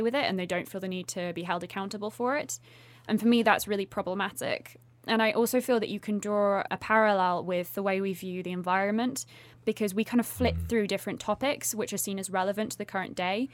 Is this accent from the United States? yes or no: no; United Kingdom; as a Brit